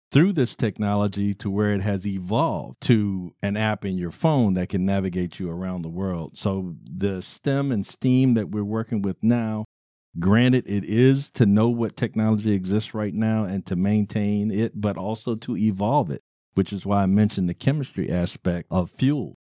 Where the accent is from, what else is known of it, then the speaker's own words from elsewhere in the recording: Baltimore, Maryland, United States; I am from Baltimore City, the land of pleasant living, the monumental city